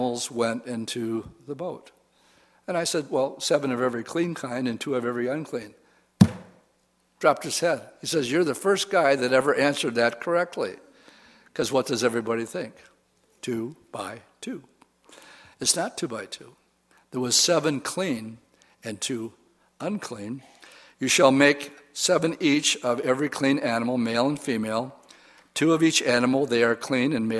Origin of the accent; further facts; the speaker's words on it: Wisconsin, United States; I said boat, because I'm from Wisconsin